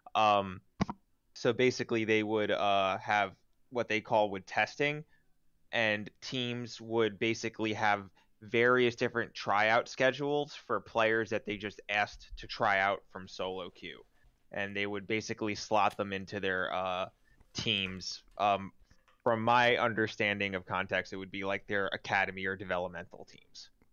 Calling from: Jersey City, New Jersey, United States; I'm calling from Jersey City

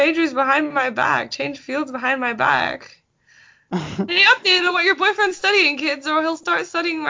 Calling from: Berkeley, California, United States; I'm calling in from Berkeley, California.

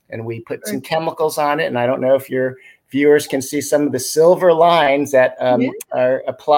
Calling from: California, United States; And I'm dialing in from the San Francisco Bay Area.

